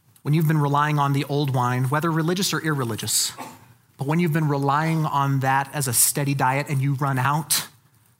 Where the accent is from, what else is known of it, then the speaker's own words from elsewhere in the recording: Colorado Springs, Colorado, United States; I was raised in Colorado Springs